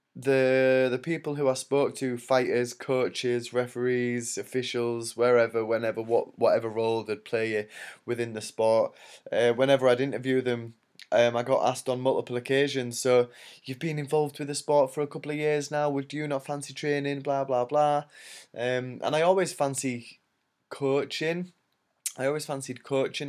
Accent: York, Yorkshire and the Humber, United Kingdom; in York, which is my hometown

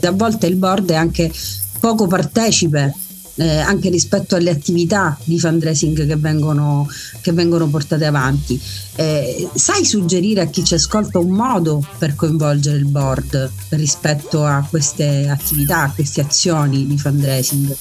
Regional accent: Messina, Sicily, Italy; sono messinese

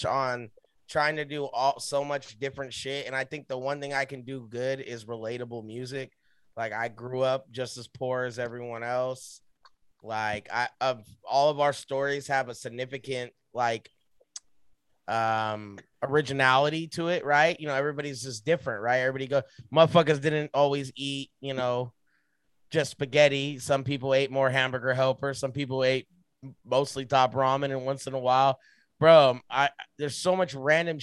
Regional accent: Southern California, United States; Growing up in SoCal where there's like no music

